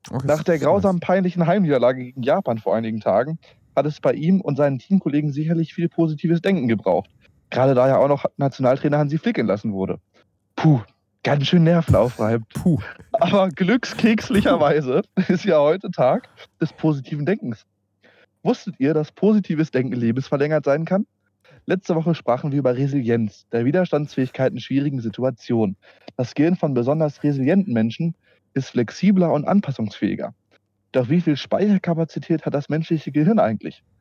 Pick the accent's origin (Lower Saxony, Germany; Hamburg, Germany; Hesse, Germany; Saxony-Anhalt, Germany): Lower Saxony, Germany; Peine; ich komme aus Peine und wie gesagt, ich komme aus Peine, Alter.